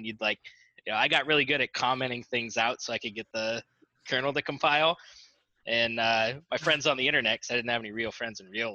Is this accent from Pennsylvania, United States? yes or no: yes; Warren, Pennsylvania, United States; also born or lived in DuBois, Pennsylvania; I grew up in Warren, Pennsylvania.